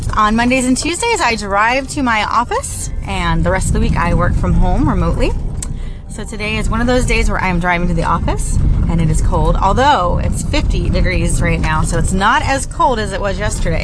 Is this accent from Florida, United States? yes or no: yes; Central Florida, United States; also born or lived in St. Petersburg, Florida; now in Orlando, United States; I was born in St. Petersburg, Florida, and moved to the Central Florida area after that and lived there my entire life.